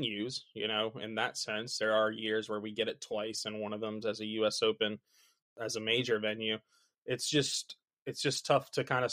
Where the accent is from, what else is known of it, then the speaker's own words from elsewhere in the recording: United States; as an American fan